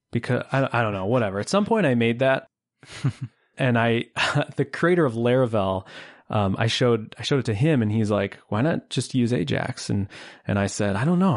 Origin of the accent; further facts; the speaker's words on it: Buffalo, New York, United States; I hail from Buffalo, New York, born, raised, and currently living not far from Niagara Falls